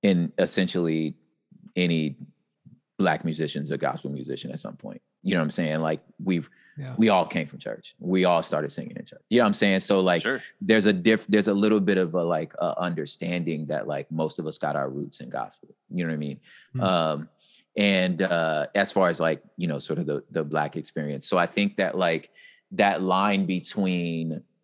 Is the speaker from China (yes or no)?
no; West Coast, United States; I'm from the West Coast.